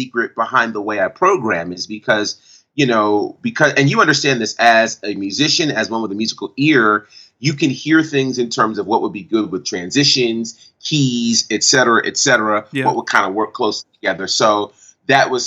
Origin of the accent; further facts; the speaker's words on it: Monticello, New York, United States; I grew up in Monticello, New York, and grew up in a church called Bethlehem Temple Church